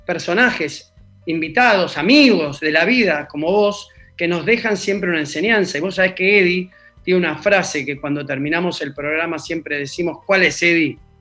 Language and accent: Spanish; Argentina